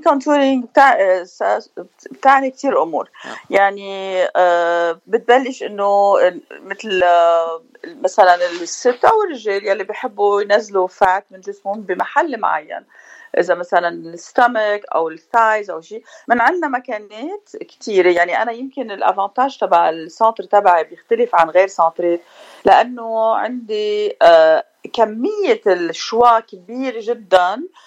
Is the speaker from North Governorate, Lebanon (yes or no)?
no; Beirut, Beirut Governorate, Lebanon; also born or lived in Paris, France; now in Orange County, United States; انا من بيروت آه، جيت بال87 على امريكا